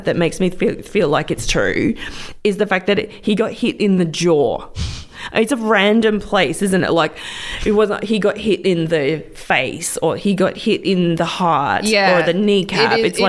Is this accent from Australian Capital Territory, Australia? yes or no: no; Frankston, Victoria, Australia; we're from Frankston. Well, so around Frankston.